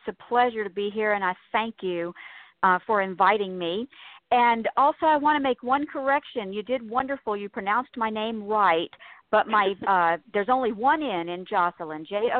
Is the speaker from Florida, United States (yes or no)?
yes; Eglin Air Force Base, Florida, United States; I grew up, I grew up in Florida, and I'm a military brat. I'm an Air Force brat.